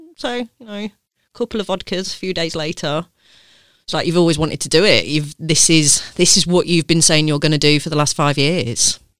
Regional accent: Leicester, East Midlands, United Kingdom; accent: southern twang; I grew up in Leicester

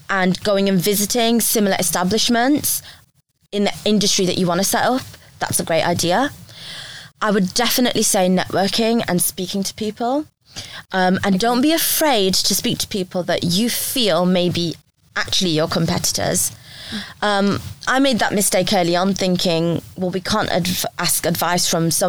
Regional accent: India; I'm Indian, so I come. I've you know lived as part of a big family before.

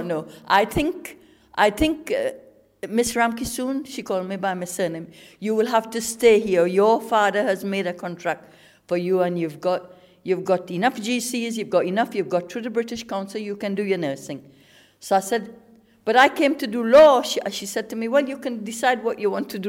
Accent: Trinidad & Tobago; moved away as an adult; also born or lived in England; now in United Kingdom; I came from Trinidad. I was 18 years old. I came in 1968

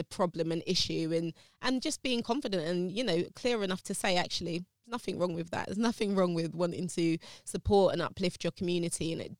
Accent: London, United Kingdom; I'm, like I said, I'm from South London, near Brixton.

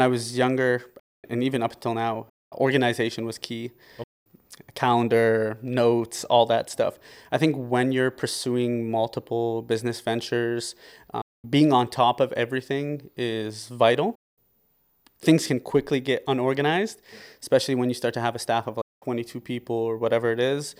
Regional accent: Windsor, Ontario, Canada; also born or lived in Lebanon; So, I was born in Windsor, Ontario. I lived here for, uh, most of my life.

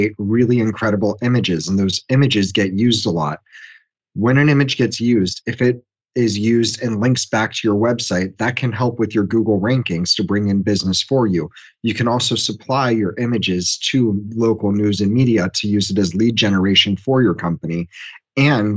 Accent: Washington, District of Columbia, United States; I'm from Washington, D.C., and run a marketing firm

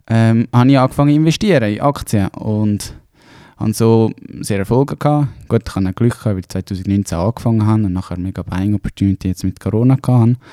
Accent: Hausen am Albis, Zurich, Switzerland; Ähm, ja, ich komme ursprünglich aus Zürich. Ähm, Hausen am Albis, ein kleines Kaff

